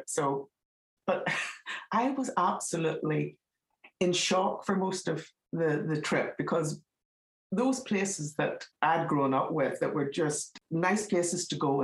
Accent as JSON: {"language": "English", "region": "Northern Ireland", "country": "United Kingdom", "accent": "Northern Ireland", "moved": "yes", "said": "I'm from Northern Ireland, as my accent gives me away"}